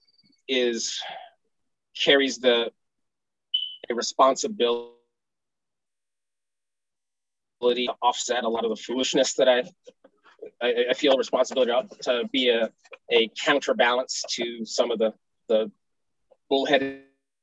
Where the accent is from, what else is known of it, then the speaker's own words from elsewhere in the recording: Los Angeles, California, United States; I grew up in South Central Los Angeles, where Inglewood and LA meet on Crenshaw Boulevard, 67th Street